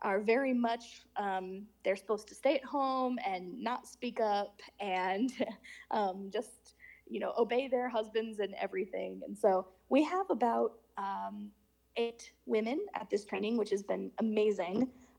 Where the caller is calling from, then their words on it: Tanzania; Oh, wow, I'm calling you from Tanzania.